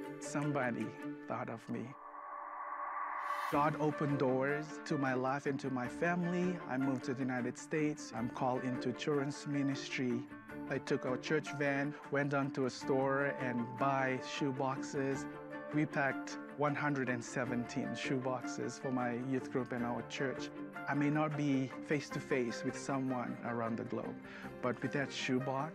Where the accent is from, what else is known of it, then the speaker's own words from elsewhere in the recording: Fiji; moved away; I'm originally from the Fiji Islands.